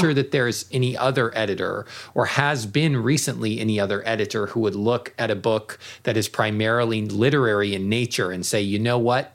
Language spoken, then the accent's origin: English; United States; moved away; as an American in Japan